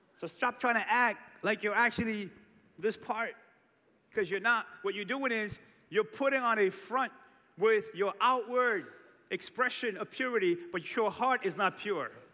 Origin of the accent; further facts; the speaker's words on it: Cape Verde; Growing up in Cape Verde, we had this tradition around Christmas